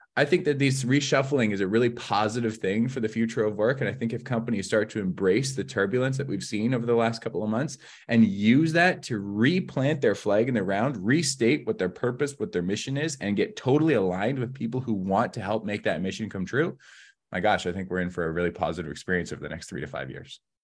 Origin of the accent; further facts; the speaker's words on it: Southeast Kootenays, British Columbia, Canada; now in Vancouver, Canada; I'm from the Southeast Kootenays